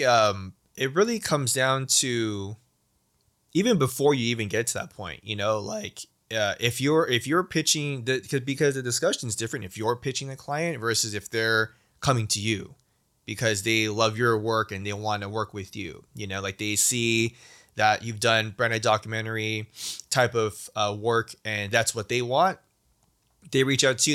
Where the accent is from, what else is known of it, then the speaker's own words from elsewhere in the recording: United States; being Asian American, especially being Chinese American